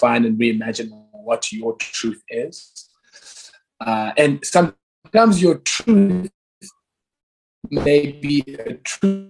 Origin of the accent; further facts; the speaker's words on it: Cape Town, Western Cape, South Africa; I'm a South African who was raised in the township of Guguletu and Langa